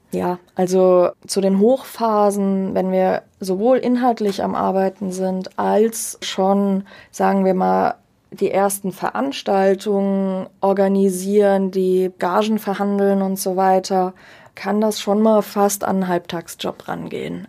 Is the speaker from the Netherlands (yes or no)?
no; Germany; als Deutsche